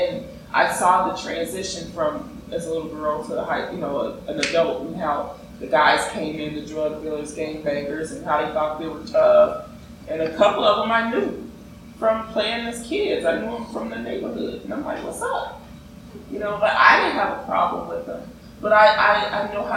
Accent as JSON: {"language": "English", "town": "Chicago", "region": "Illinois", "country": "United States", "tie": "born or raised there", "said": "I'm from Chicago"}